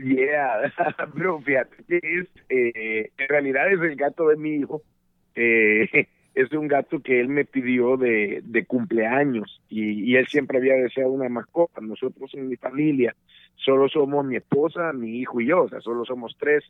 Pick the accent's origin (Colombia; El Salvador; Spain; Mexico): El Salvador; moved away as an adult; desde El Salvador, mi país de origen